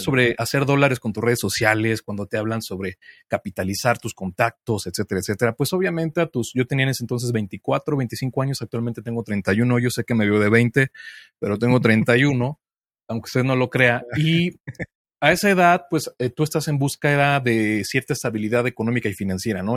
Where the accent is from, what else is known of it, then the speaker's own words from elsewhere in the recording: Mexico City, Mexico; yo soy de Ciudad de México